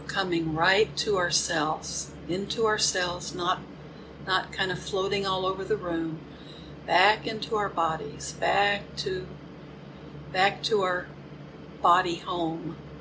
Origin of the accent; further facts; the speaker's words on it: Houston, Texas, United States; now in Crystal Lake, United States; My hometown is Houston